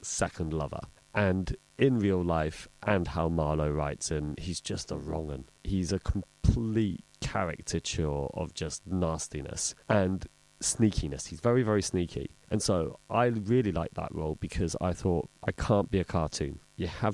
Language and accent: English; London, United Kingdom; I was born in Northwest London